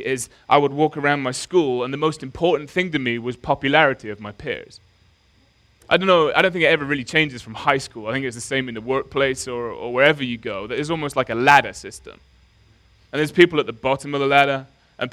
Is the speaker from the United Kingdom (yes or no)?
yes; Nottingham, East Midlands, United Kingdom; I grew up in Nottingham